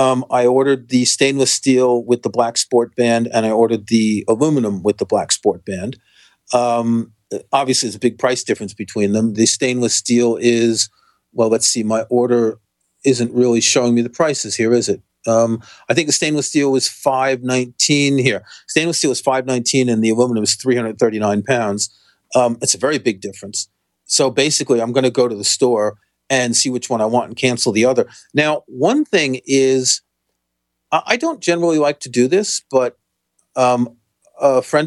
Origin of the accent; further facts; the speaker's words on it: New York City, New York, United States; moved away as an adult; now in United Kingdom; I grew up in Queens.